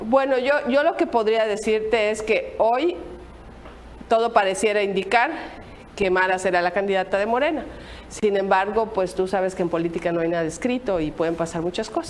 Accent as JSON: {"language": "Spanish", "region": "Quintana Roo", "country": "Mexico", "said": "los quintanarruenses tenemos miedo"}